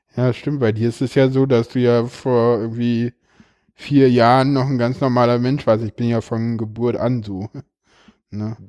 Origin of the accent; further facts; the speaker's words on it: Berlin, Germany; ich komme ja hier aus Berlin